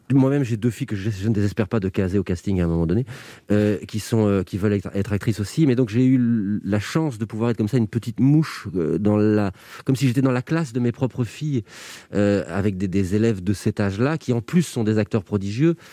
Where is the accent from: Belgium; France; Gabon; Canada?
Belgium; quand on est belge